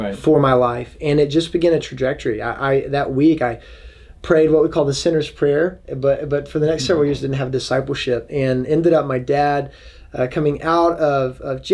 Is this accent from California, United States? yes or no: no; Dallas, Texas, United States; now in Washington, D.C., United States; I grew up in Texas, in Dallas